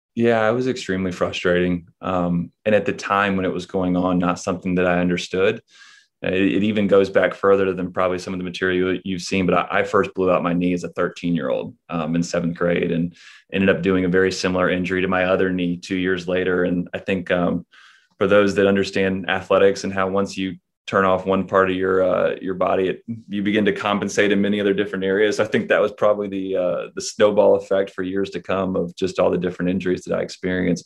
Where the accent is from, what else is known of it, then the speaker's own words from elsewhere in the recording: Charlotte, North Carolina, United States; at a high school, um, again, being in Charlotte